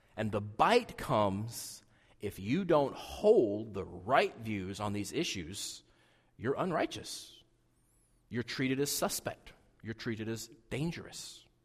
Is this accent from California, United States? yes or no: no; southeastern Wyoming, United States; I grew up in Wyoming